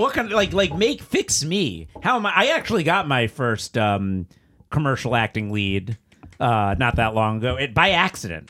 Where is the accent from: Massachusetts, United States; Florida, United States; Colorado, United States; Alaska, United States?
Florida, United States; South; moved away; I grew up in South Florida.